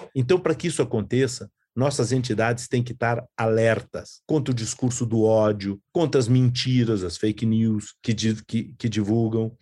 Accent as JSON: {"language": "Portuguese", "country": "Brazil", "said": "nós que somos brasileiros, judeus"}